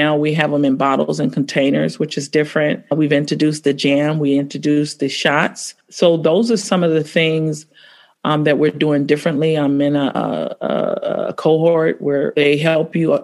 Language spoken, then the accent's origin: English; San Francisco, California, United States; also born or lived in Oakland; I was born and raised in San Francisco